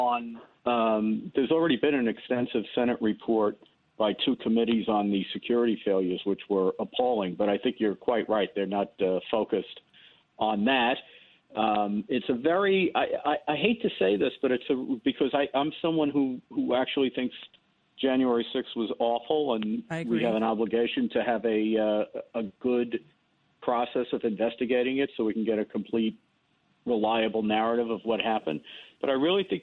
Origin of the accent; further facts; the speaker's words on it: New York City, New York, United States; I grew up in the South Bronx, in the Bronx, and went to school in the South Bronx in the 60s and 70s